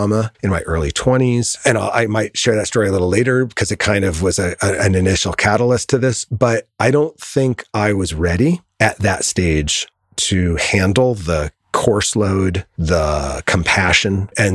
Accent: Connecticut, United States; now in Southern California, United States; I grew up in Connecticut

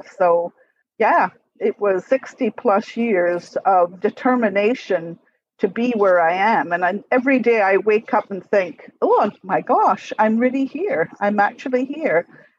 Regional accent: Scotland, United Kingdom; moved away as an adult; also born or lived in Paradise, Nova Scotia; now in Mill Village, Canada; I'm now in my 60s, I was born and brought up in Scotland. I actually lived in Nova Scotia in the 1950s when my father was posted to Greenwood on the Air Sea Rescue Squadron for a couple of years.

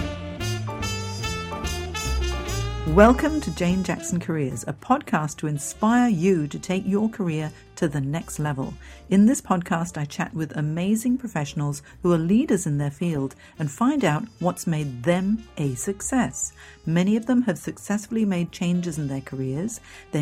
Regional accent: Hong Kong; moved away; I'm from Hong Kong originally. I grew up there

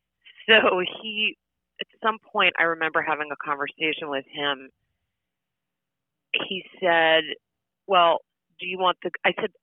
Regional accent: New York City, New York, United States; growing up in New York City

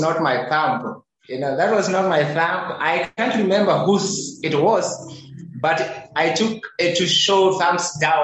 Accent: Nakuru, Nakuru County, Kenya; on my hometown's biggest landfill

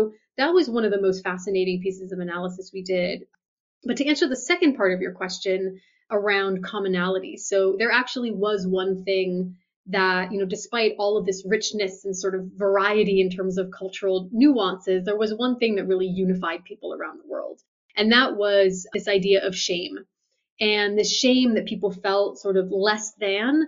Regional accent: United States; I'm an American

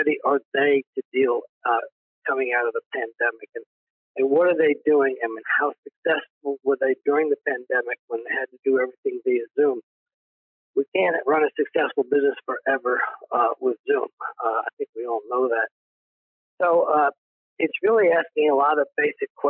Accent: East Coast, United States; now in Texas, United States; I basically was born and raised in the East Coast, went to college on the East Coast.

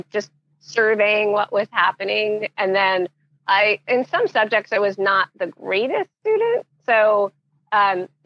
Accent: Montclair, New Jersey, United States; I was born in Montclair, New Jersey. So that is where I spent my entire growing up

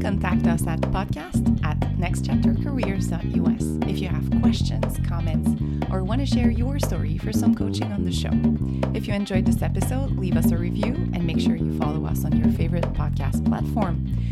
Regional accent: Quebec, Canada; moved away as an adult; also born or lived in Boston area; now in Boston, United States; we're from canada we're from um, quebec that's where my accent comes from

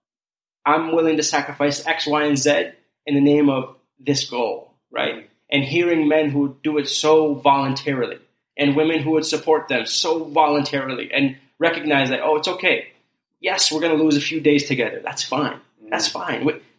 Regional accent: Canada; also born or lived in Kurdistan; growing up in Canada as a refugee immigrant

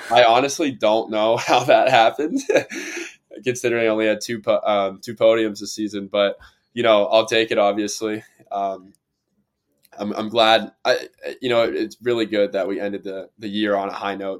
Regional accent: Cincinnati, Ohio, United States; I'm from Cincinnati region

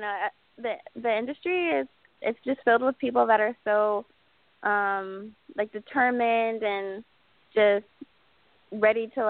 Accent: Palmdale, California, United States; also born or lived in Las Vegas, Nevada; born and raised in California, in Palmdale, California.

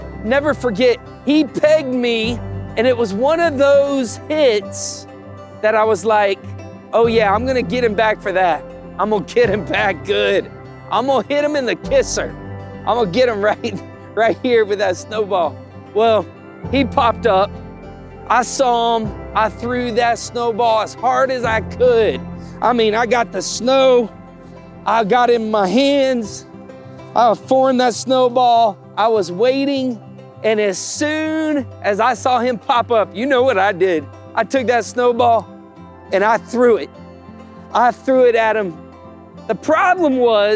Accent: Tennessee, United States; we grew up in Tennessee. Steph and I both did.

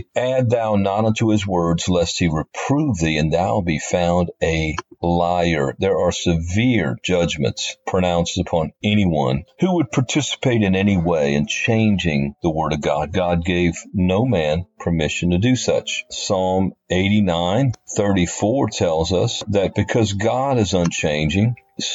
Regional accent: New Orleans, Louisiana, United States; I was born and raised in Louisiana, New Orleans

